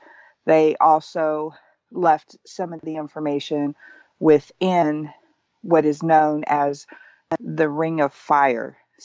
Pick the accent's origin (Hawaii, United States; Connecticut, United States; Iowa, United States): Hawaii, United States; With Hawaiians, we know it happened. We know that we come from Lemuria. Let me back up just a little further. In our Hawaiian creation chant, it tells us that we come from Makali'i